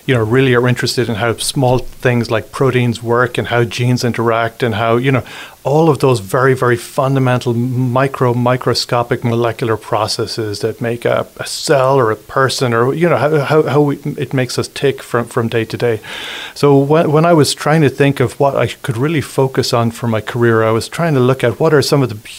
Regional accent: Ireland; moved away as an adult; also born or lived in London / San Francisco / New York City; now in La Crosse, United States; I'm from Ireland originally. So I spent my first 20 years in Ireland

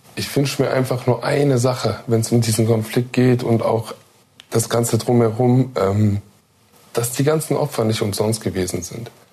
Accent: Duisburg, North Rhine-Westphalia, Germany; born or raised there

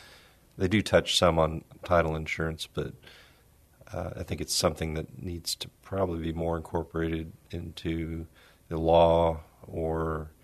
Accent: San Antonio, Texas, United States; San Antonio. Went to school. I graduated from UTSA, studied communications

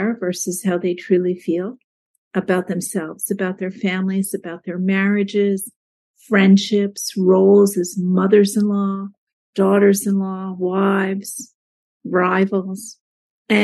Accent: Jersey Shore, New Jersey, United States; I grew up on the Jersey Shore

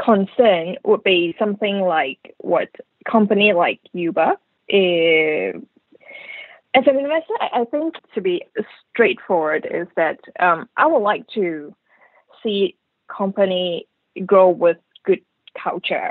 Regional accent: Malaysia; moved away; I come from Malaysia anyway.

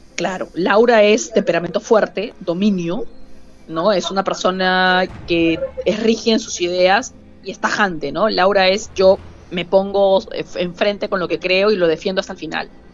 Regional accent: Peru; En mi país

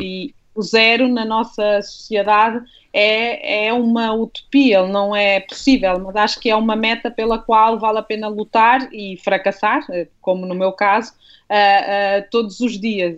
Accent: Minho, Portugal; now in Lisbon, Portugal; eu sou minhota, eu venho de uma família, quer do lado materno, quer do lado paterno, de longas gerações de lavradores

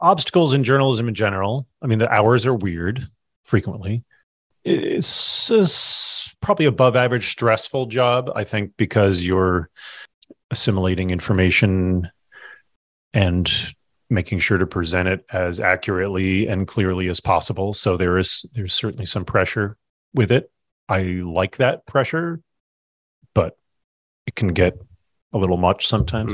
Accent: Kinderhook, New York, United States; moved away as an adult; now in Burlington, United States; I grew up in Kinderhook, New York

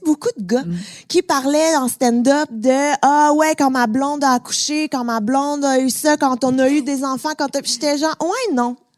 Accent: Montreal, Quebec, Canada; sans doute mon accent m'a un petit peu trahi, je viens de Montréal.

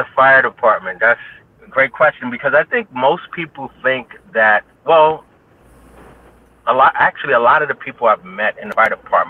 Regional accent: New York City, New York, United States; I'm born and raised in New York, Harlem specifically, and spent all of my life there. I never bounce around, but Harlem is home. That's where I was born.

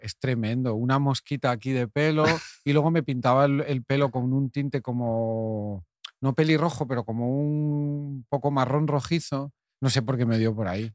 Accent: Cardona, Catalonia, Spain; al cine de mi pueblo, Cardona, y debía tener yo 10, 12 años

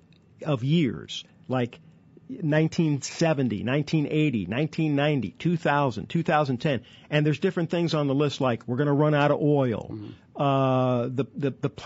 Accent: St. Louis, Missouri, United States; I grew up in St. Louis

